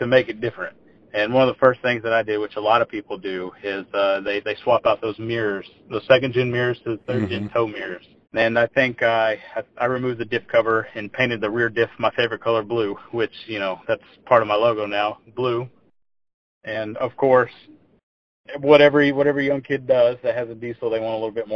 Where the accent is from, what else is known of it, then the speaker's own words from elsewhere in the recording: Hockley, Texas, United States; also born or lived in Houston, Texas; I was born and raised in Texas. I was born in Houston. I grew up in a little small town called Hockley.